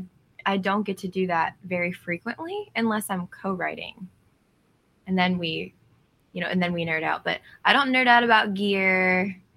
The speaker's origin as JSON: {"language": "English", "region": "western Pennsylvania", "country": "United States", "tie": "born or raised there", "moved": "as an adult", "lives_now": "Nashville, United States", "said": "I grew up not in Philadelphia, but on the other side of the state"}